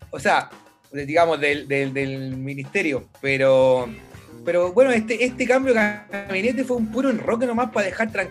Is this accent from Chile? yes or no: yes; Chile; usted es blanco, yo soy blanco, somos chilenos, pues, weón.